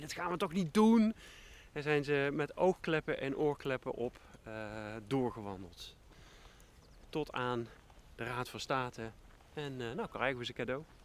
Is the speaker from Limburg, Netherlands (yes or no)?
yes; Limburg, Netherlands; now in Groningen, Netherlands; Ik kom dus uit Limburg